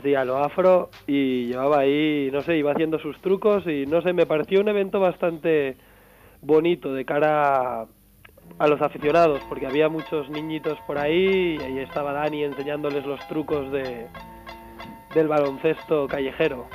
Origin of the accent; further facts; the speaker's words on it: Catalonia, Spain; now in Madrid, Spain; aunque esté en Madrid, soy catalán